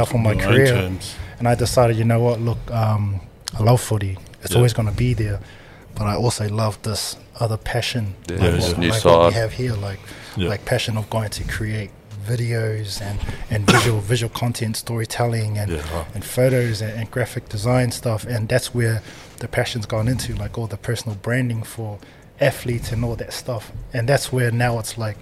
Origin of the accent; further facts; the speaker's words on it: Auckland, New Zealand; moved away; growing up in the Auckland system, playing footy in the Auckland system